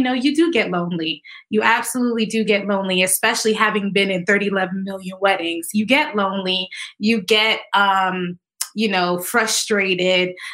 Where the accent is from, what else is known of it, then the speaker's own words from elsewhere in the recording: Connecticut, United States; also born or lived in Tennessee; I am from Connecticut, born and raised here, went to school in Tennessee, came back to Connecticut